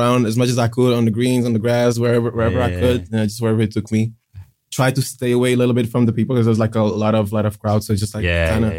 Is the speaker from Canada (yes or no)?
no; Pilsen, Plzeň Region, Czechia; Yeah, I was born in Pilsen, which is about 1 hour away from Prague. I lived there ever since I can remember. It's in the heart of Europe.